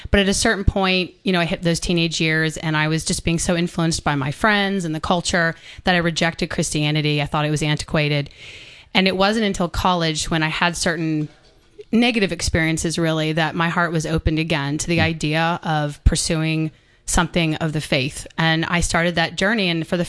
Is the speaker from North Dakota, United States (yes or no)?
no; Atlanta, Georgia, United States; And I actually am born and raised in Atlanta.